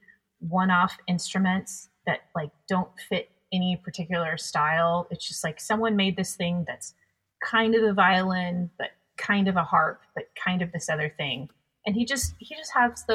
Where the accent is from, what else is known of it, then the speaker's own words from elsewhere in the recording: Texas, United States; moved away; I'm from Texas